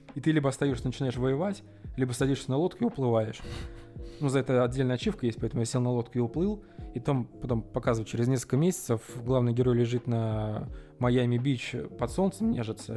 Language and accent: Russian; Russia; also born or lived in Tula; мы из России